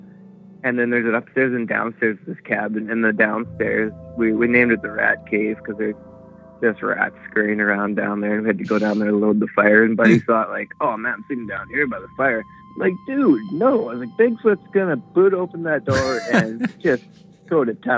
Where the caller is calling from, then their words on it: Smithers, British Columbia, Canada; I'm calling from Smithers, D.C.